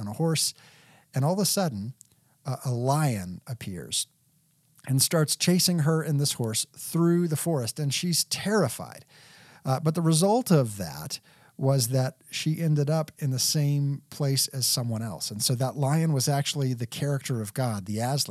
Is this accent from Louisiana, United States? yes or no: no; Texas, United States; also born or lived in Lexington, Kentucky; Texas, the land of my raising, and I've always considered myself a native Texan